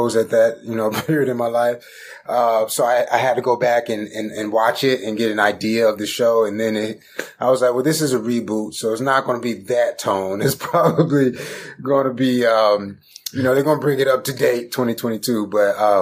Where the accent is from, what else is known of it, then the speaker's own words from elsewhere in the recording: Stone Mountain, Georgia, United States; originally I'm from Stone Mountain, Georgia, you know, east side of Atlanta.